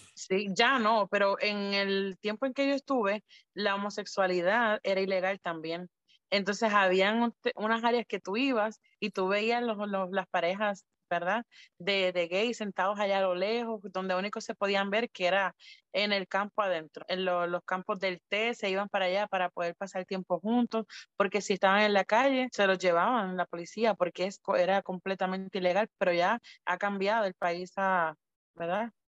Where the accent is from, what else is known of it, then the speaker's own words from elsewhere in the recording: Puerto Rico; nosotras no somos americanas, somos puertorriqueñas